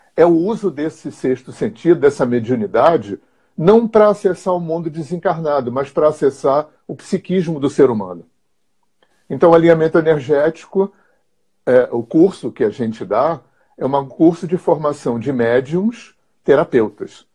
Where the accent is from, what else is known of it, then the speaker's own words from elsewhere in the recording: Rio de Janeiro, Brazil; moved away as an adult; eu sou carioca, aquariano, tenho 64 anos